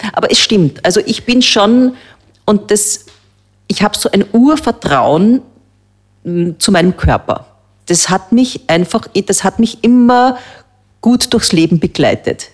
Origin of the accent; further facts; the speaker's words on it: Austria; bei uns in Österreich